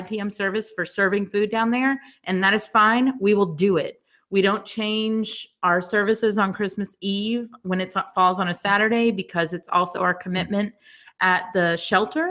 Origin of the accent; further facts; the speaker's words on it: the South, United States; also born or lived in New York; now in Baltimore, United States; I grew up in the South